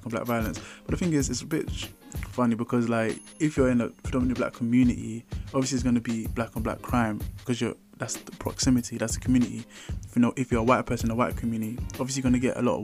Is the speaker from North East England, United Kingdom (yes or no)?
no; London, United Kingdom; I grew up in London